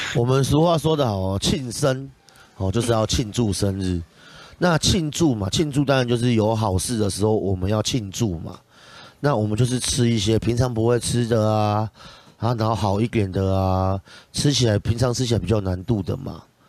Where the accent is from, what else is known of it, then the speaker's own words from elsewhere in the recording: Tainan, Taiwan; 毕竟我从小在国华街、中正路那边混大，所以我对这一区真的是特别有爱